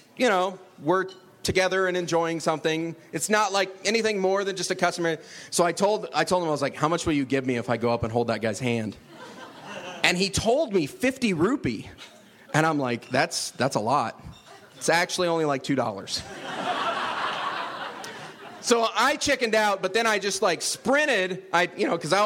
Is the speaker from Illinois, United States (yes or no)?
yes; Illinois, United States; moved away; I'm originally from Illinois